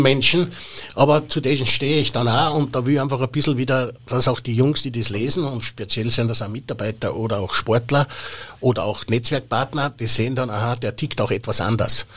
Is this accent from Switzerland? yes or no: no; Austria; bei uns in Österreich